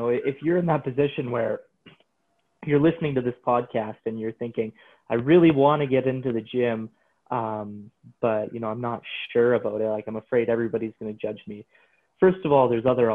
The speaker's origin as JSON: {"language": "English", "town": "Coaldale", "region": "Alberta", "country": "Canada", "tie": "born or raised there", "said": "I got a job as a trainer in my hometown of Coaldale"}